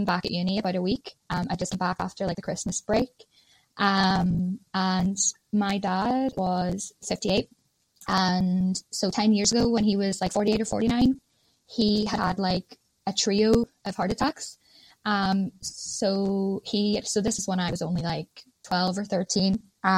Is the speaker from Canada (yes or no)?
no; Ireland; moved away as an adult; now in Ormskirk, United Kingdom; I am Irish